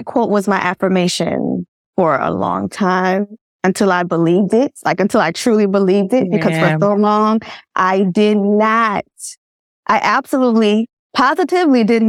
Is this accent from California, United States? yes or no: no; Georgia, United States; I am born and raised in Georgia. I'm from Georgia.